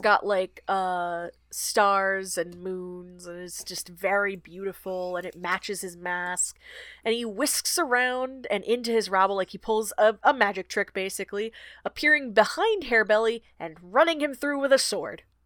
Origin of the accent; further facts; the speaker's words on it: Georgia, United States; church in my hometown. It is the oldest black church in Georgia